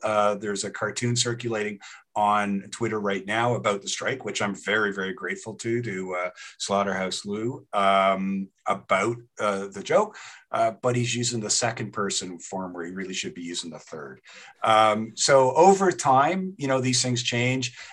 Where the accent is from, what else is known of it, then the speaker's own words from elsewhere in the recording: Toronto, Ontario, Canada; moved away as an adult; also born or lived in New Haven, United States / York, England; now in Lethbridge, Canada; I started out in Toronto, grew up there.